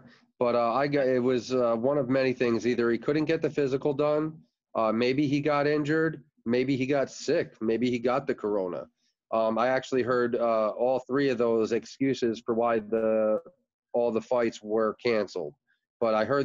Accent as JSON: {"language": "English", "town": "Red Bank", "region": "New Jersey", "country": "United States", "moved": "yes", "lives_now": "Florida, United States", "said": "I'm originally from New Jersey, Red Bank. We came to Florida in 89"}